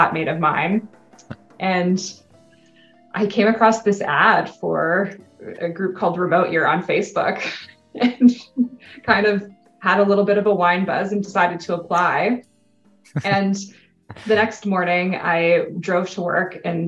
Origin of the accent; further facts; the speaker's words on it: Canada; first language English; moved away as an adult; English is my native language. In Canada, it's a bilingual country. So I took all of my courses from kindergarten to my first year university in French.